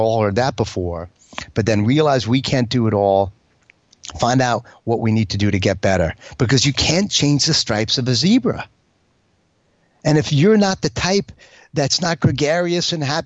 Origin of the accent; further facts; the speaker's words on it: New York, United States; As a New Yorker, you know, as a fighter pilot New Yorker, hardcore